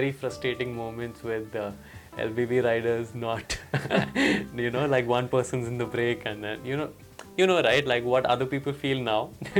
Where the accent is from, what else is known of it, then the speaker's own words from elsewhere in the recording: India; Yeah, so growing up was, as an Indian kid, your relationship with sports is highly dependent on how you do in class.